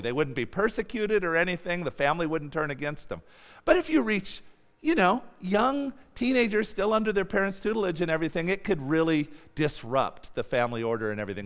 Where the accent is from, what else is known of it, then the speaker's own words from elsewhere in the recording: United States; moved away; also born or lived in Mongolia; I'm an American